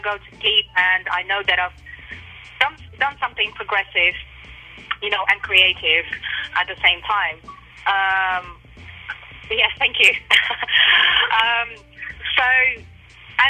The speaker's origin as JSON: {"language": "English", "country": "Russia", "tie": "born or raised there", "moved": "yes", "lives_now": "England", "said": "I grew up in Russia"}